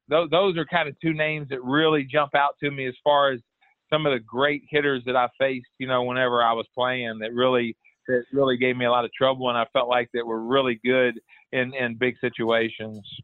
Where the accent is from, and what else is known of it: Houston, Texas, United States; born or raised there